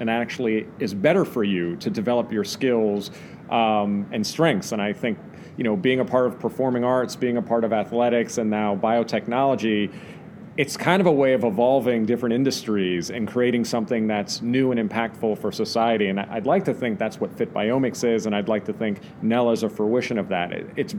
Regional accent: New York City, New York, United States; I'm just a New York kid. I grew up in Greenwich Village

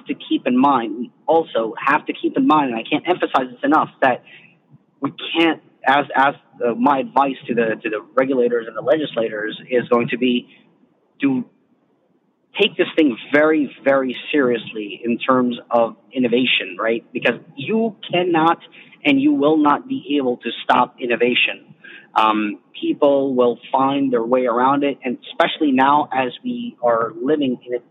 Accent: United States; as an American

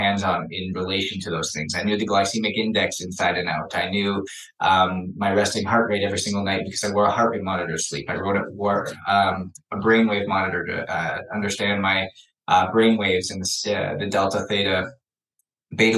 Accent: Canada; I was born in Canada, hockey player

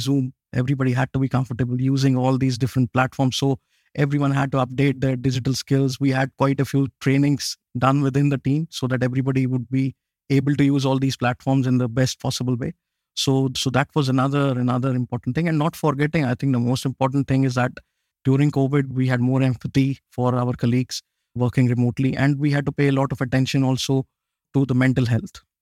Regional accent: Jammu and Kashmir, India; also born or lived in Pune, India; now in Chile; I'm originally from India. I was born way up in the north of India. It's a place called Kashmir, way up in the mountains.

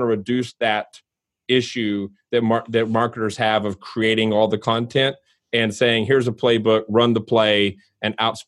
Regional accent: Louisville, Kentucky, United States; moved away as an adult; Like I live in Louisville. I was born in Louisville and came back here after college to work professionally.

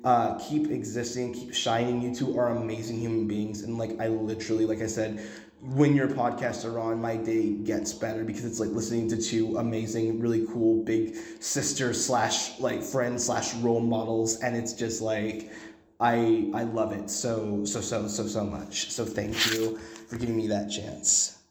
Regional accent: Dallas, Texas, United States; moved away as an adult; now in Connecticut, United States; I grew up in Dallas and I go to Connecticut now

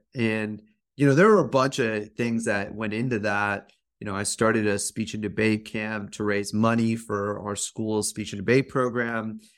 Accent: Fremont, California, United States; I grew up as an Indian American kid in a suburban Fremont, California

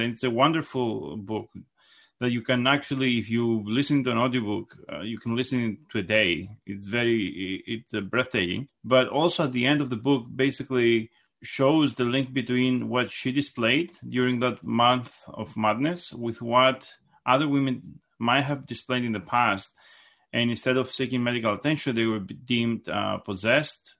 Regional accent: Greece; moved away as an adult; now in United States; I, I was raised in Gr-, in Greece, and I came in the United States, uh, when I was twenty-four

